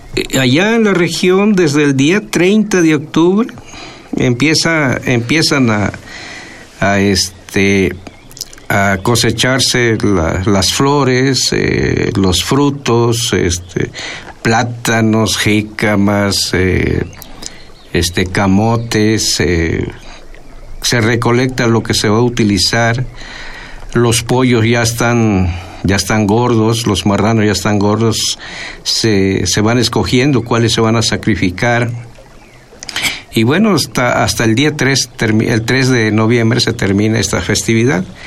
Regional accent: Huasteca, Veracruz, Mexico; first language Nahuatl; Spanish is a second language; moved away as an adult; also born or lived in Chicontepec, Veracruz; now in Xalapa, Mexico; yo soy originario de la Huasteca veracruzana

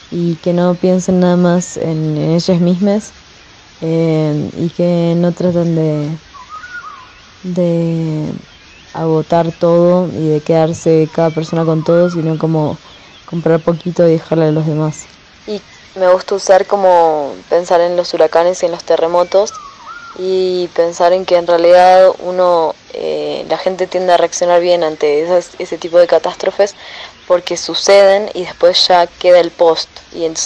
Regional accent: Argentina; now in Mexico; tengo 29 años y soy artista. Eh, yo soy argentina

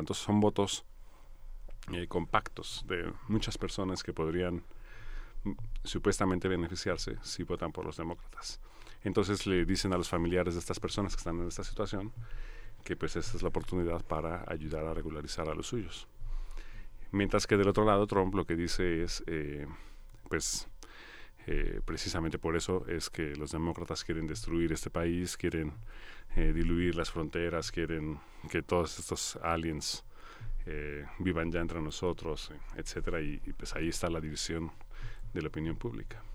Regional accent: Mexico; quienes nacemos aquí somos mexicanos de entrada

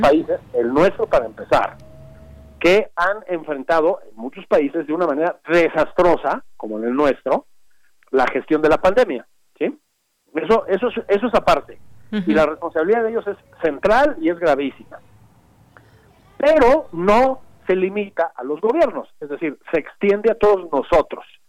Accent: Mexico; todos somos mexicanos

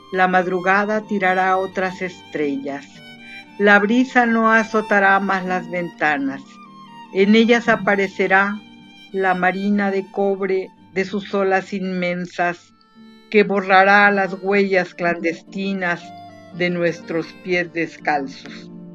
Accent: Chiapas, Mexico; Puerto Arista es una playa aquí chiapaneca para recordar un poco también eh, algo de mi tierra

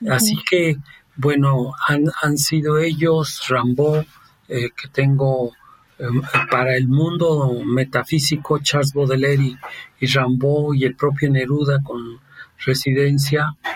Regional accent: Rome, Lazio, Italy; Spanish is a second language; now in Toluca, Mexico; y yo siendo italiano, eh, él en Florencia y yo en Roma

